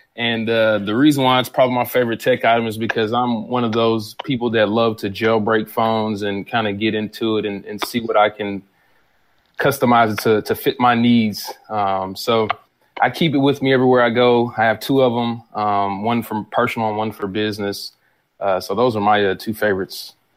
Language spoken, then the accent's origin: English; Atlanta, Georgia, United States; now in Nashville, United States; I was born here in Nashville, raised in Atlanta, Georgia, back in Nashville